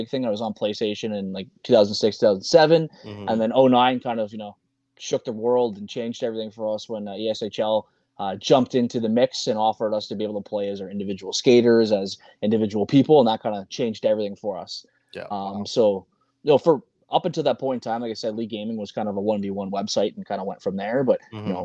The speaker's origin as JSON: {"language": "English", "country": "Canada", "said": "we're two Canadian kids that love hockey"}